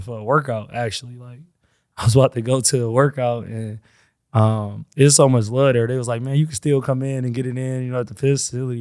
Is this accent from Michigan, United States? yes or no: yes; Flint, Michigan, United States; I'm from Flint.